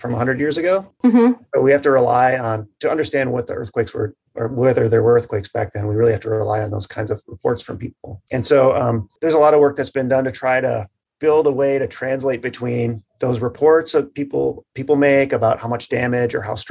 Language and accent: English; Marquette, Michigan, United States; I grew up in the Upper Peninsula in Marquette